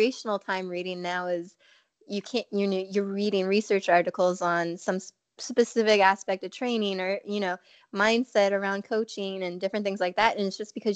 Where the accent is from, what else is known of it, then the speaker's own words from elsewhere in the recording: Alaska, United States; I grew up in Alaska